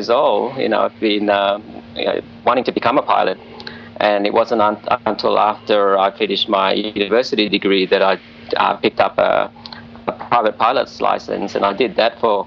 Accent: Australia; moved away as an adult; also born or lived in Singapore / China / Indonesia / United States; from the age of five, I grew up in Australia, went to school there, went to college, university there

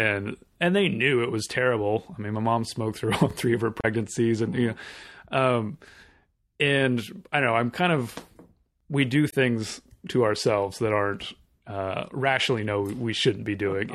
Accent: Southern California, United States; I grew up in Southern California

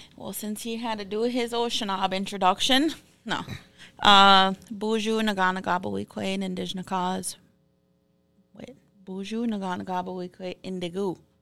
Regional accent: Fond du Lac, Minnesota, United States; I'm from Fond du Lac, and I'm thirty-three.

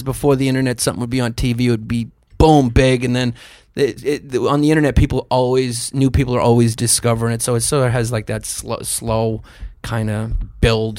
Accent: New York, United States; growing up in New York

